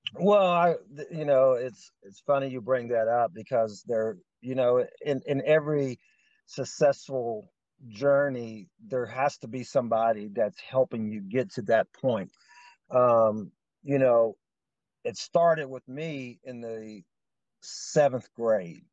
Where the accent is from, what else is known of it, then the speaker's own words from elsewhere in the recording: Lewisburg, West Virginia, United States; also born or lived in Covington, Virginia; So we actually moved to West Virginia when I was young. So I, I'm from West. I'll say I'm from West Virginia, even though I was born in Virginia. But uh, Lewisburg, West Virginia is just a, a town